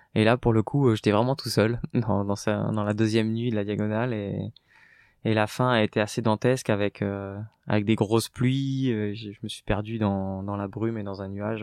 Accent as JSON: {"language": "French", "region": "Normandy", "country": "France", "moved": "yes", "lives_now": "Paris region, France", "said": "je venais de la campagne, de la Normandie"}